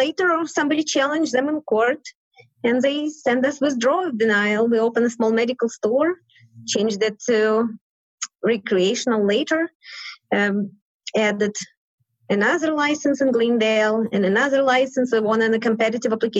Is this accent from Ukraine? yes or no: yes; Ukraine; moved away as an adult; now in Denver, United States; I'm from Ukraine. Came here in 1990.